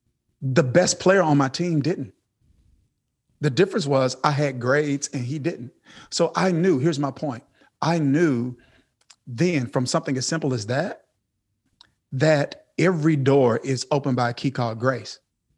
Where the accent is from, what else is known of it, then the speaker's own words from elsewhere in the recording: Kilmichael, Mississippi, United States; I come from Kilmichael, Mississippi. And that's a town of 630 something people. My high school graduating class was 30 something people.